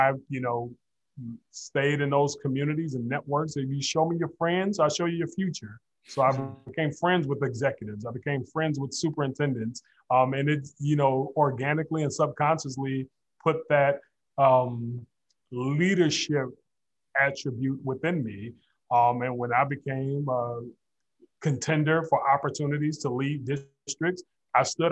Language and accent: English; Detroit, Michigan, United States; I'm born and raised in Detroit, Michigan, grew up on the West Side, product of Detroit Public Schools